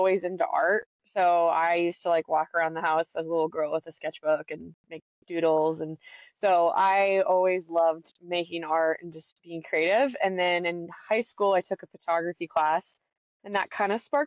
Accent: Northern California, United States; moved away as an adult; also born or lived in Truckee / Jackson, Wyoming; now in Massachusetts, United States; I grew up in Northern California

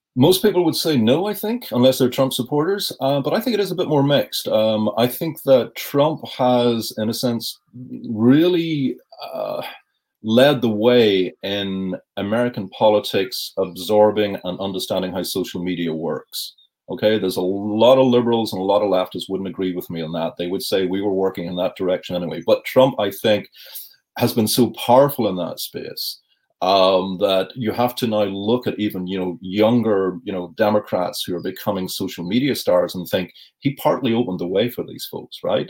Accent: Northern Ireland, United Kingdom; as a child growing up in Northern Ireland

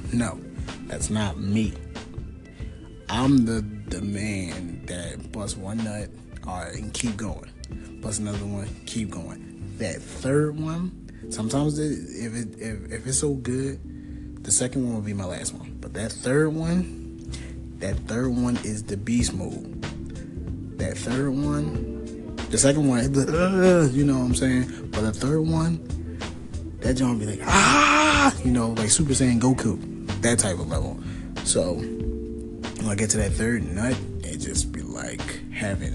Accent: Philadelphia, Pennsylvania, United States; I'm from Philadelphia.

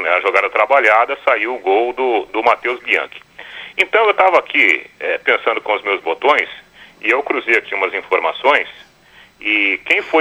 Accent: Jataizinho, Paraná, Brazil; now in Londrina, Brazil; Vim lá de Jataizinho em 90, 2009 para 2000 aqui em Londrina

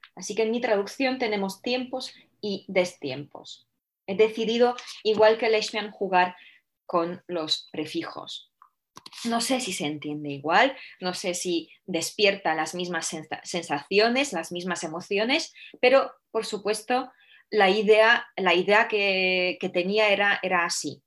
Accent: Poland; Spanish is a second language; moved away; siendo yo polaca

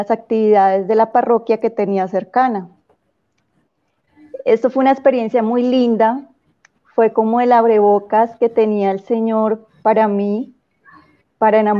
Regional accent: Cúcuta, Norte de Santander, Colombia; Eh, bueno, Nora, te cuento que, mm, bueno, soy de Cúcuta, empezando por ahí, no

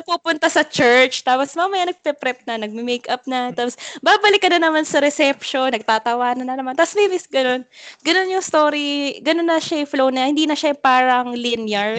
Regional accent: Mandaluyong, Metro Manila, Philippines; doon ako lumaki

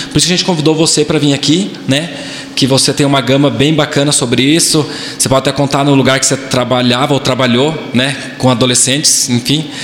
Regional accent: Brazil; nossa cidade, para nós que somos amigos, crescemos juntos

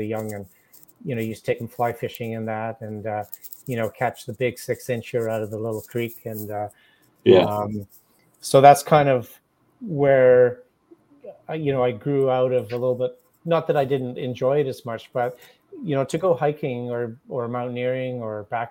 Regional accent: North Vancouver, British Columbia, Canada; also born or lived in The Hague, Netherlands; I was born in North Vancouver in British Columbia.

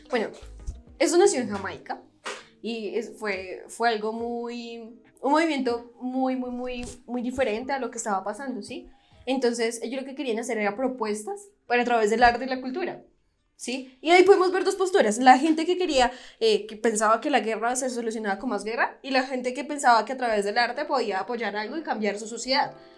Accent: Bogotá, Colombia; como los bogotanos, como somos

